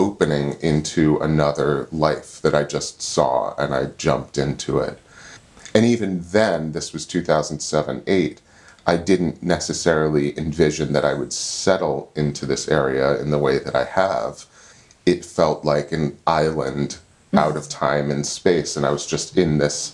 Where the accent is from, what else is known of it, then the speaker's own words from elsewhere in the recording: D.C., Virginia suburbs outside Washington, United States; moved away as an adult; also born or lived in Olympia, Washington; now in Falls Village, United States; I grew up outside of Washington, D.C. in the Virginia suburbs